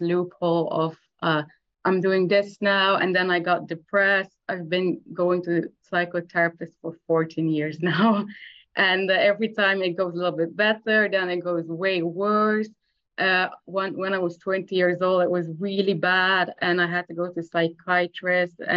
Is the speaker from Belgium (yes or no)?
yes; Belgium; I'm from Belgium.